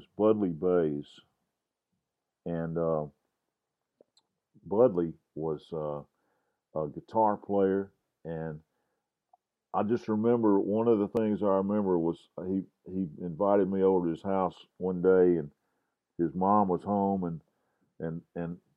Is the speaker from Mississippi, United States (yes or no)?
yes; Grenada, Mississippi, United States; now in Jackson, United States; my buddy Alan Purdy, who I grew up with in Grenada